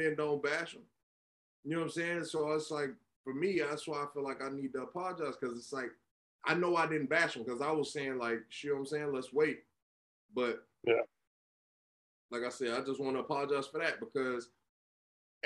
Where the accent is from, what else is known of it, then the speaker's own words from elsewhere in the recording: Florida, United States; I'm not from Miami. I am from Florida, but I'm not from Miami